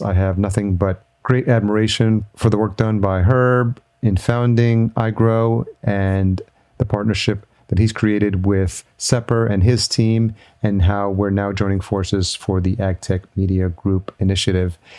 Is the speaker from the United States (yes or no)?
yes; Yonkers, New York, United States; moved away as an adult; also born or lived in Los Angeles; now in Minnesota, United States; I grew up in New York, grew up in Yonkers, New York